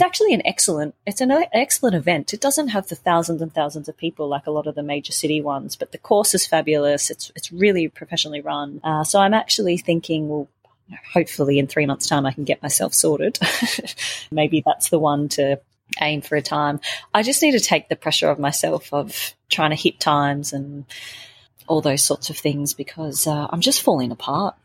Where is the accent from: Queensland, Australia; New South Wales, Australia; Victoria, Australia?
Victoria, Australia; Melbourne; Melbourne because it's my hometown. I grew up running around those streets